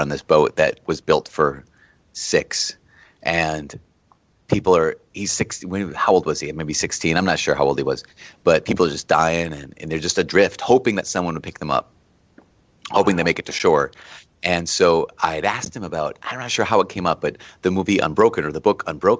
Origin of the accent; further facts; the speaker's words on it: Diocese of Duluth, Minnesota, United States; I grew up in the Diocese of Duluth